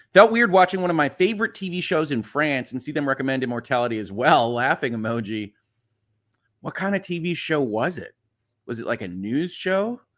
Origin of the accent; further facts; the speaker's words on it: United States; I'm American